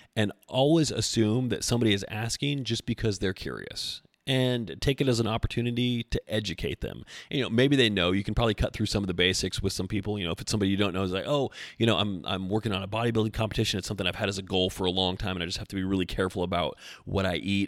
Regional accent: Knoxville, Tennessee, United States; my hometown, so Knoxville represent

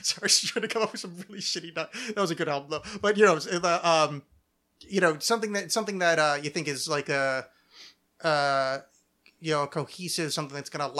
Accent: St. Paul, Minnesota, United States; I'm from St. Paul.

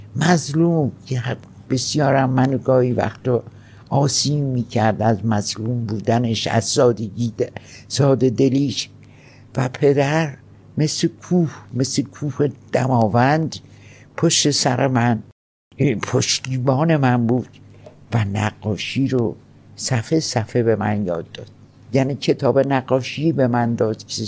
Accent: Mashhad, Razavi Khorasan, Iran; moved away; also born or lived in France; من در خراسان شهر مشهد به دنیا آمدم

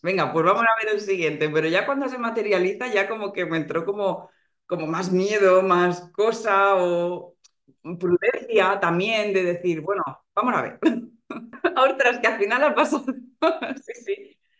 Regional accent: Alicante, Valencian Community, Spain; moved away as an adult; now in Madrid, Spain; vivo en Madrid ahora mismo, pero soy de, Alicante.

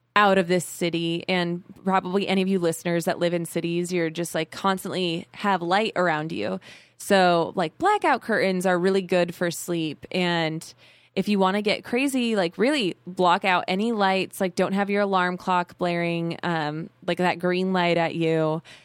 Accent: Arizona, United States; I was born in Arizona

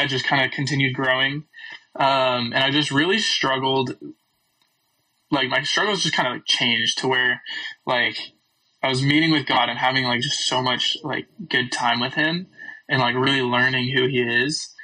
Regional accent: California, United States; moved away as an adult; now in Texas, United States; I am originally from California, and now I'm going to Baylor University

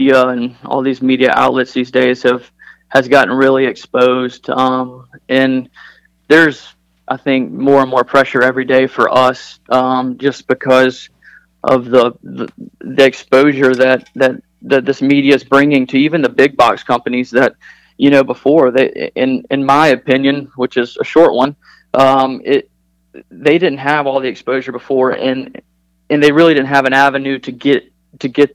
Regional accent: Charlotte, North Carolina, United States; growing up in Charlotte

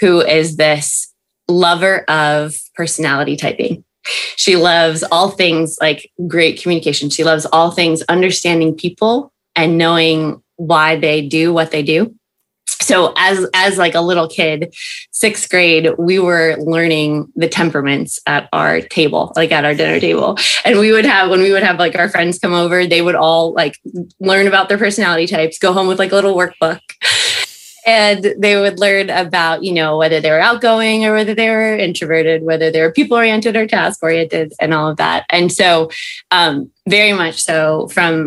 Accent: Albany, New York, United States; moved away as an adult; also born or lived in Boston, Massachusetts / Santa Barbara, California / Birmingham, Alabama; So I am originally from upstate New York. I grew up in Albany

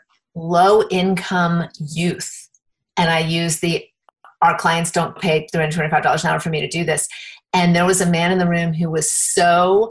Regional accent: Indiana, United States; I have a regular monthly game night because I'm from Indiana, so we have game nights

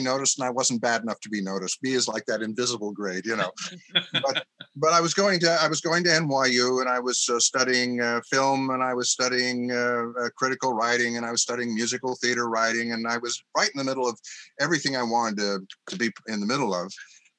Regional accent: Evanston, Illinois, United States; moved away as an adult; also born or lived in Boston / Glen Ellyn; now in New York, United States; I was born in Boston, and my family moved around a little bit before we settled in Chicago. I ended up in the Chicago area in time for maybe the first or second grade, was in Glen Ellen for a year or two, and then we moved to Evanston.

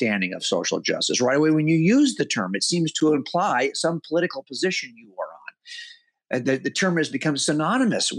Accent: United States; as I was a kid growing up in America

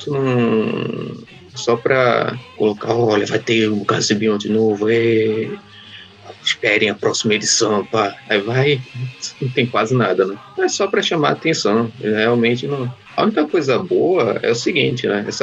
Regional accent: Northeast Region, Brazil; mas eu, eu falo tu porque eu sou nordestino, nordestino fala tu.

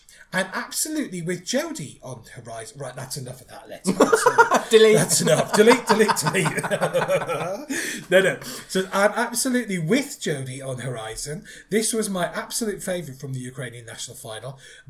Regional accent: Ireland; now in Netherlands; As you know, I'm Irish. I live here in the Netherlands

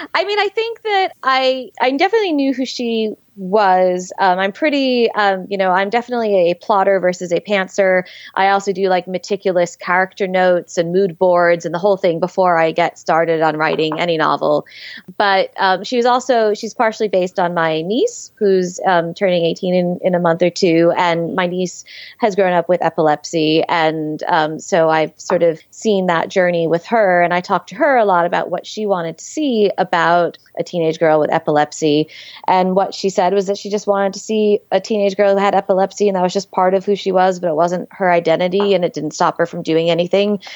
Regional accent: New York City, New York, United States; growing up in New York City, um, you know, I used to walk by the New Yorker Hotel

